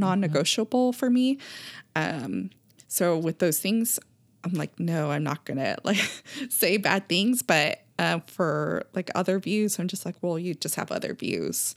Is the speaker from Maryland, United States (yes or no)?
no; California, United States; we grew up in California